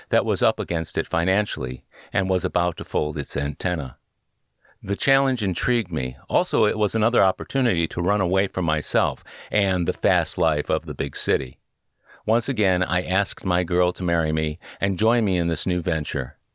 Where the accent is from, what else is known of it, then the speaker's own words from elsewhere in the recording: Cleveland, Ohio, United States; was from my hometown of Cleveland.